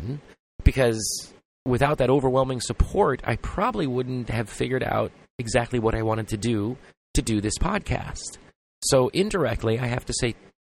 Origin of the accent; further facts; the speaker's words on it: Los Angeles, California, United States; I come from Los Angeles